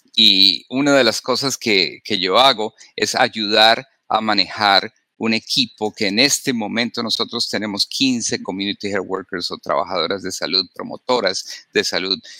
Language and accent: Spanish; Colombia; now in Wyandotte County, Kansas, United States; yo soy médico, originalmente en, de, Sudamérica, en Colombia, me formé